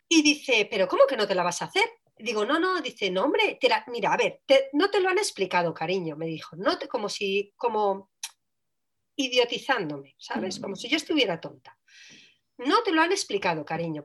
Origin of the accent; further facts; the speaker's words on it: Switzerland; yo nací en Suiza